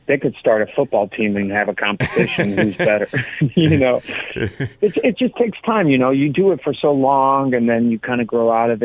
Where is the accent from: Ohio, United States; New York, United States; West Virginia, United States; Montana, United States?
Ohio, United States; Cleveland; moved away; I'm originally from Cleveland, Ohio